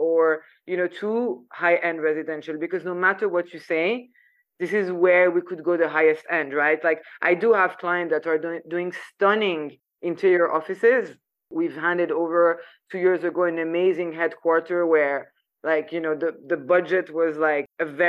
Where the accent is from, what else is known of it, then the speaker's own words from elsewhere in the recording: Paris, Île-de-France, France; moved away as an adult; also born or lived in Saudi Arabia; just living in Paris, you know, like growing up in France